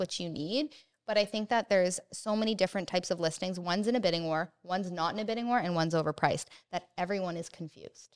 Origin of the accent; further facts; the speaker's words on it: Oakville, Ontario, Canada; also born or lived in Hamilton; I am from Oakville, and I currently live in Oakville, and I don't wanna leave Oakville